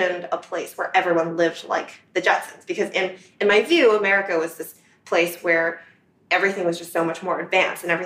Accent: New Jersey, United States; English is a second language; moved away as an adult; also born or lived in Xi'an, China; now in New York, United States; I spent my childhood in Central Jersey, where there were, in fact, a lot of other immigrants

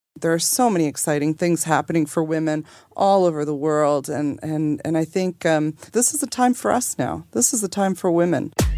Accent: Canada; moved away as an adult; also born or lived in Toronto, Canada / Boston, United States; now in Vilnius, Lithuania; born in Canada to parents who were born in Lithuania.

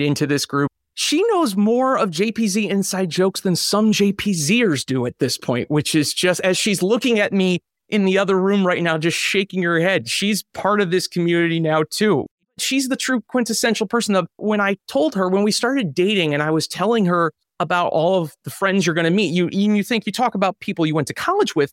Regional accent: Cleveland, Ohio, United States; moved away as an adult; That was the job that got me to move back to my hometown of Cleveland, where I've been now for the last decade

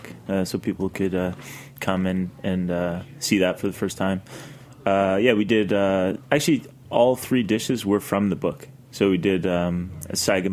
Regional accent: Nova Scotia, Canada; moved away as an adult; also born or lived in Europe; I grew up in Canada

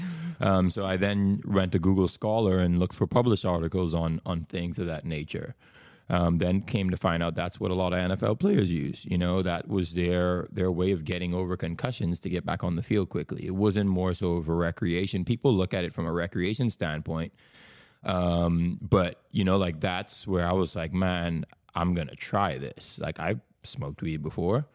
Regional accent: Bahamas; moved away as an adult; also born or lived in Tulsa, Oklahoma, United States; now in Oklahoma, United States; I'm from the Bahamas

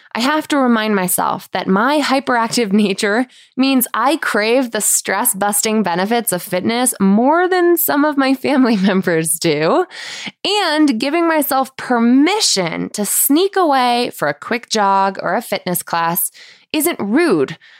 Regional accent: Manchester, Connecticut, United States; my hometown in Manchester, Connecticut

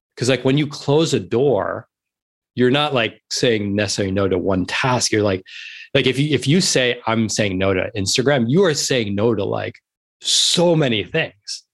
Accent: New York City, New York, United States; moved away as an adult; now in Manhattan Beach, United States; I'm a born and bred New Yorker. I grew up in New York City. I was born in the East Village.

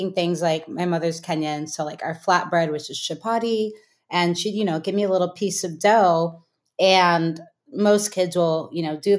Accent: the Bay Area, California, United States; I grew up in the Bay, and there was a cooking camp. It was like in some house in Berkeley.

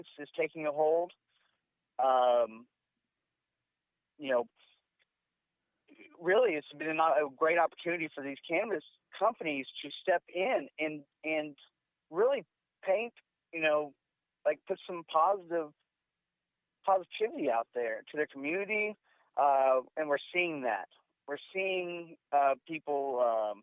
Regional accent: Houston, Texas, United States; now in Thailand; I'm from Houston, Texas. I live in Thailand

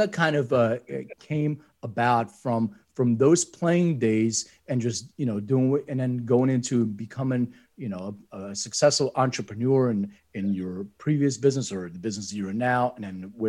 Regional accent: Lithuania; also born or lived in Philadelphia; now in Los Angeles, United States; being an immigrant myself, I was born in Lithuania and I immigrated.

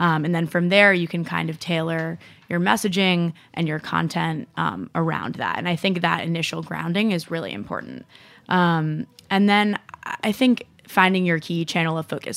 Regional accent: Rye, New York, United States; I grew up in Rye, New York

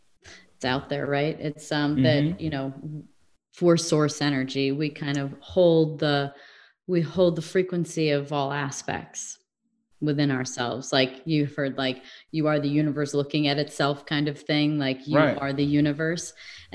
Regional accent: Midwest, United States; also born or lived in England / California; now in Arizona, United States; If I lived in England for a while, I grew up in the Midwest. I lived sort of in the South.

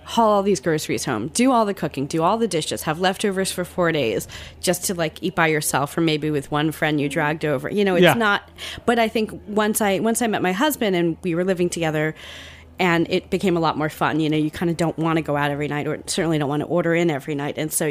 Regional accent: Central New Jersey, United States; moved away; I grew up in Central Jersey.

